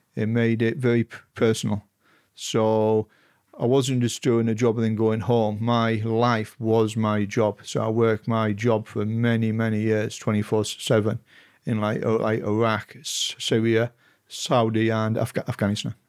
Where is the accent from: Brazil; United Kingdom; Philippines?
United Kingdom; Stockton-on-Tees, North East England; I grew up in Stocking on Tees in half east of England.